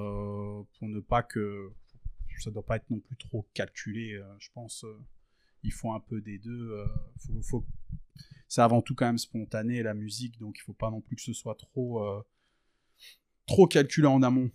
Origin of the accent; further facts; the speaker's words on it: France; j'ai grandi j'ai grandi en France dans dans dans la campagne française je suis d'origine tunisienne d'origine euh, palestinienne.